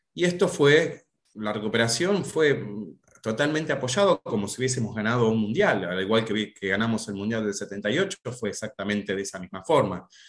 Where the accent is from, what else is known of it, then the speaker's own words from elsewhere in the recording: Tandil, Buenos Aires Province, Argentina; moved away as an adult; now in Buenos Aires, Argentina; soy profe de geografía de la ciudad de Tandil, hace unos pocos años que estoy viviendo en Buenos Aires